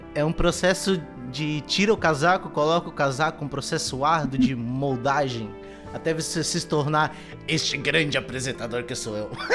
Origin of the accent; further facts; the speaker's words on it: Santa Catarina, Brazil; eu e a Renata somos de Santa Catarina